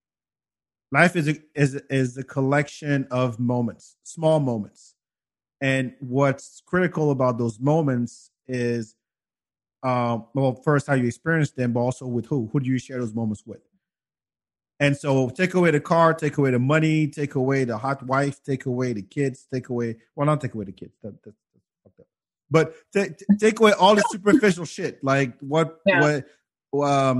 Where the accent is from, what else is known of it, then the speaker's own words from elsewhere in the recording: France; moved away; we grew up together in France